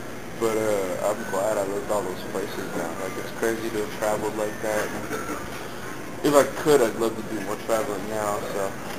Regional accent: Tacoma, Washington, United States; born there; also born or lived in San Francisco, United States / Munich, Germany / Staten Island, United States; I'm an army brat. I grew up, the list is about every 3 years. I was born in Tacoma, then we moved to Presidio in San Francisco. Then when I was about 2 years old, we moved to Munich, Germany. And then at five, we moved to Staten Island, New York.

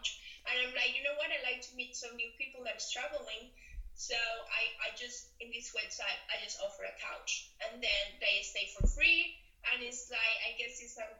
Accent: Venezuela; I am from Venezuela

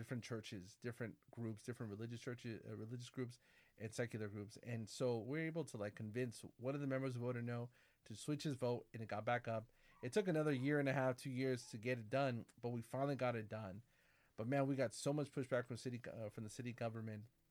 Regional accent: Corona, California, United States; also born or lived in San Bernardino; my growing up in my hometown, Corona

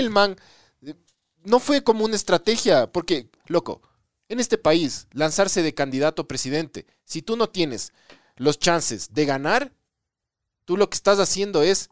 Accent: Ecuador; Nosotros como ecuatorianos

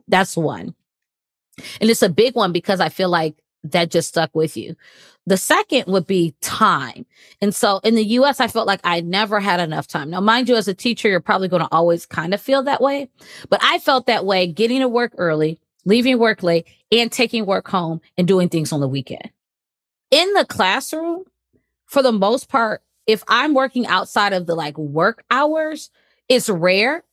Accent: United States; moved away as an adult; also born or lived in Qatar / China / Kuwait; now in Cayman Islands; I'm from the United States.

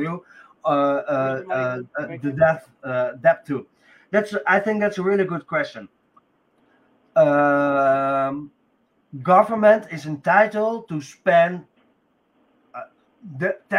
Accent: Netherlands; I'm from Holland

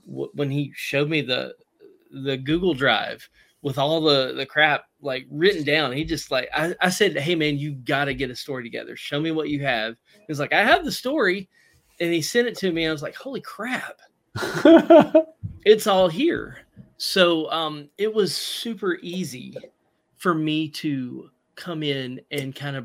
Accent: Southern, Southern United States, United States; accent: Southern; my Southern accent

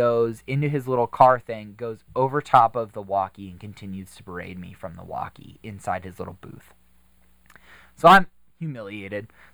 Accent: Butler, Pennsylvania, United States; I grew up in Butler

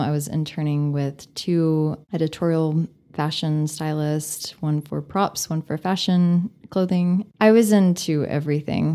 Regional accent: Bushland, Texas, United States; also born or lived in San Antonio, Texas / Tennessee; I grew up in Bushland, Texas, okay. and 15 minutes outside of Amarillo.

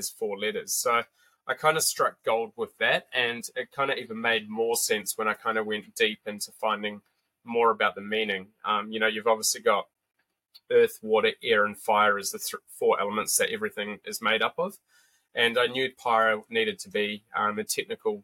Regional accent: New Zealand; moved away as an adult; also born or lived in Sydney; I grew up in New Zealand

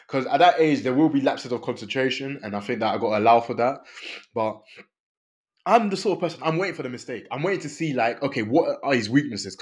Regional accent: Côte d’Ivoire; I'm from Ivory Coast

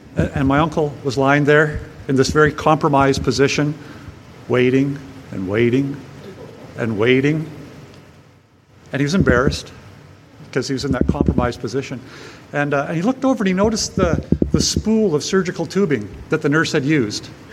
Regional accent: Powell River, British Columbia, Canada; my hometown of Powell River on the northern Sunshine Coast

